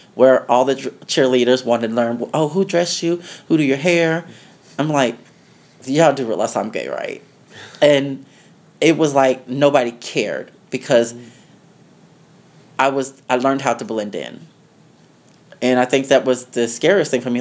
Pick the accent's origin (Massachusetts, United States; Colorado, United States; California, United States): Colorado, United States; Denver; also born or lived in the South; now in New York City, United States; I was born in Denver, Colorado. Mm-hmm. Um, growing up in Denver, Colorado was okay.